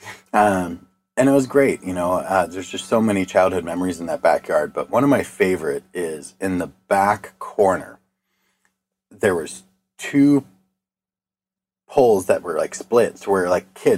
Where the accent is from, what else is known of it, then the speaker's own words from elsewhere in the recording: Eastpointe, Michigan, United States; my childhood, we grew up on Stevens Drive